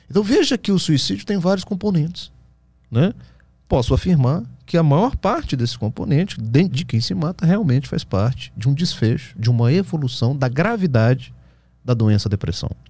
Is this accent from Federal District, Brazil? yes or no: yes; Brasília, Federal District, Brazil; É, eu sou de Brasília.